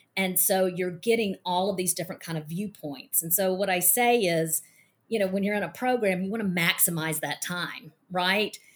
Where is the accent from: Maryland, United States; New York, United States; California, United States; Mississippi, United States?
Mississippi, United States; I'm from Mississippi and I'm a former attorney